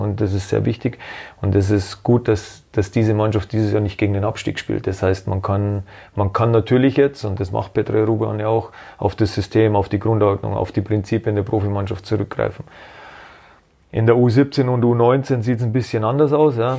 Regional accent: Germany; bei uns in Deutschland

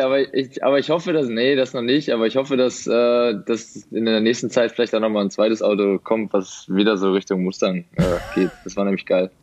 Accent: Essen, North Rhine-Westphalia, Germany; now in Dortmund, Germany; Nee, ich bin tatsächlich Essener. Ich äh, komme aus Essen, aber wir wohnen seit Januar jetzt in Dortmund

